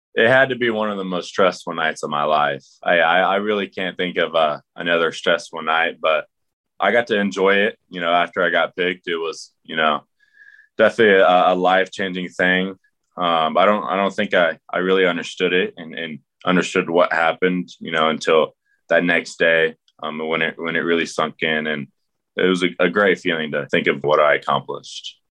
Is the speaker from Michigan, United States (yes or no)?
no; Houston, Texas, United States; I'm from Houston